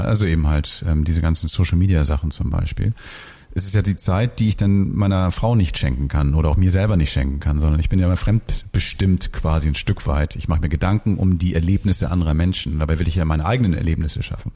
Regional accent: Hamburg, Germany; ich bin früher mal in Bahrenfeld aufgewachsen

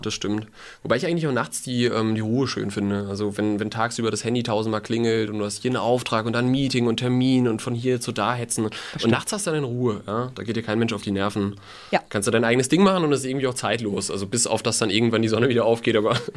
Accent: Mainz, Rhineland-Palatinate, Germany; also born or lived in Udenheim; Ich bin in Mainz aufgewachsen. Ich bin sogar, Fun Fact, am Rosenmontag geboren, 1992.

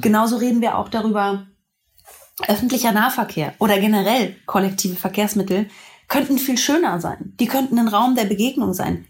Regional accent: Berlin, Germany; Ich bin ja auch Berlinerin.

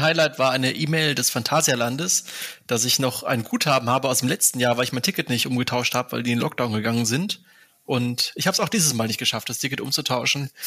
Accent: near Aachen, North Rhine-Westphalia, Germany; aufgewachsen bin ich in der Nähe von Aachen

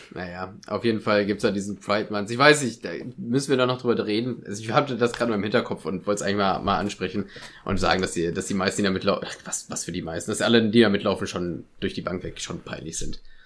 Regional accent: Germany; wie stolz ich darauf bin, Deutscher zu sein

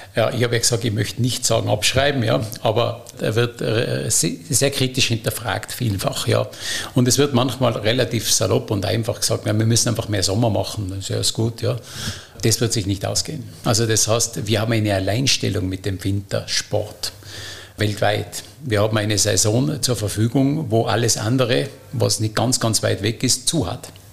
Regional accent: Stubai Valley, Tyrol, Austria; Bin natürlich Tiroler äh, und, und aus dem Stubaital bin in einem touristischen Kleinbetrieb äh, groß geworden.

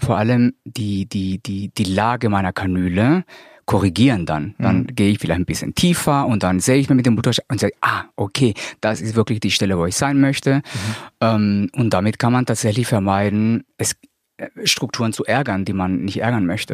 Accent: Colombia; now in Hamburg, Germany; bin äh, gebürtiger Kolumbianer, lebe aber hier in Deutschland seit 20 Jahren

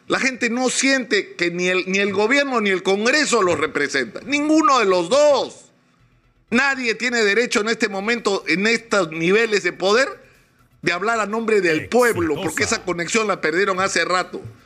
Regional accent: Peru

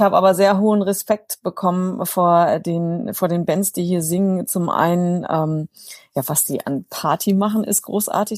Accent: North German Plain, north of Hanover, Lower Saxony, Germany; moved away as an adult; now in Bonn, Germany; Ursprünglich komme ich, sage ich mal, aus der norddeutschen Tiefebene, aus einem kleinen Dorf mit drei Häusern

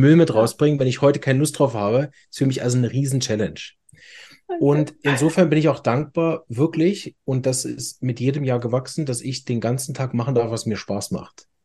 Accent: Berlin, Germany; accent: Hochdeutsch; now in Chur, Switzerland; Ich bin ganz ursprünglich aus Berlin, deshalb Hochdeutsch

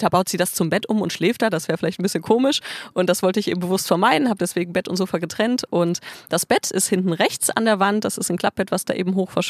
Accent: Bielefeld, North Rhine-Westphalia, Germany; Wir haben so das Haus meiner Familie in Bielefeld, wo ich aufgewachsen bin.

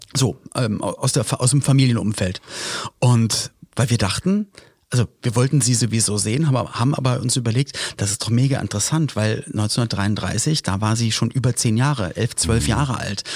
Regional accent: Berlin, Germany; also born or lived in Cologne; ich komme zwar aus Berlin, habe zwischendurch in Köln gelebt, jetzt wieder Berlin

